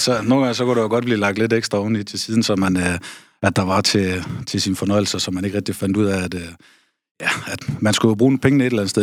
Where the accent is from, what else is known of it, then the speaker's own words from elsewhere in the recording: Aarhus, Central Denmark Region, Denmark; moved away; also born or lived in North Jutland; Født og opvokset i Aarhus